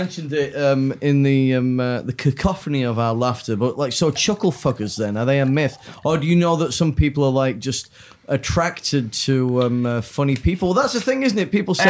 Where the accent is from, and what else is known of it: Yorkshire and the Humber, United Kingdom; moved away